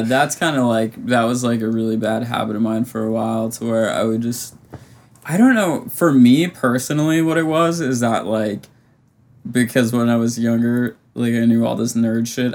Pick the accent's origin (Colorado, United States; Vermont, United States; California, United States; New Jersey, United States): Vermont, United States; moved away; i could go home to like my hometown in vermont